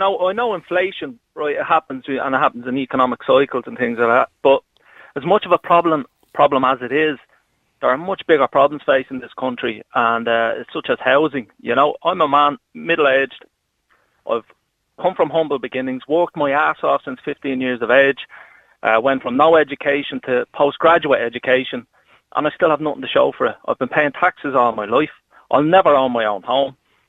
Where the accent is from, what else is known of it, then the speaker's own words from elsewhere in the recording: Dublin, Leinster, Ireland; I grew up in the Coolock area